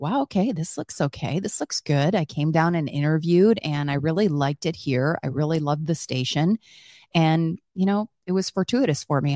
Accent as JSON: {"language": "English", "region": "Wisconsin", "country": "United States", "tie": "born or raised there", "moved": "yes", "said": "I grew up on a dairy farm in Wisconsin"}